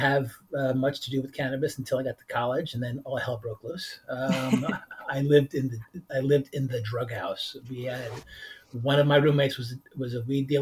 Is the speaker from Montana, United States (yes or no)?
no; Monsey, New York, United States; I grew up in Muncie, New York, which was at the time was the largest Hasidim in the world